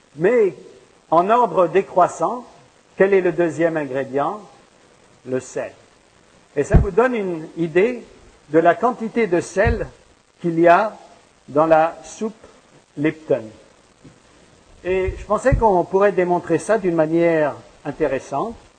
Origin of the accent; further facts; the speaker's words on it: France; now in Montreal, Canada; je viens de France